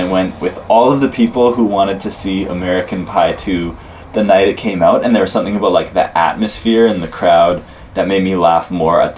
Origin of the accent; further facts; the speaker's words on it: Canada; we're from Canada